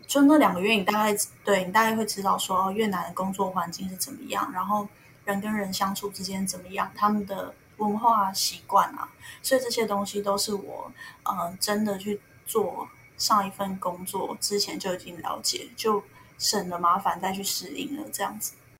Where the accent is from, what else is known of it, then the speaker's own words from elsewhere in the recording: Taiwan; moved away as an adult; also born or lived in Vietnam; 我们台湾人一般吃到的就是拿来包那个春卷